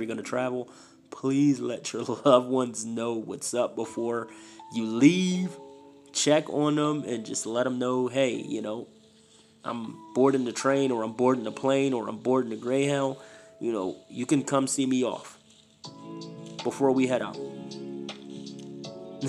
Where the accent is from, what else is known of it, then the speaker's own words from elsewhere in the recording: Philadelphia, Pennsylvania, United States; moved away as an adult; now in Idaho, United States; Philly is my heart. Born and raised